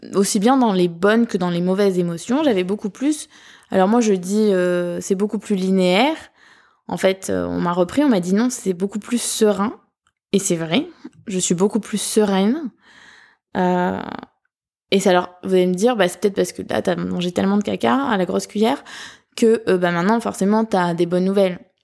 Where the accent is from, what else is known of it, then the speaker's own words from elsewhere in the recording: southern France, France; accent: southern; mon accent du sud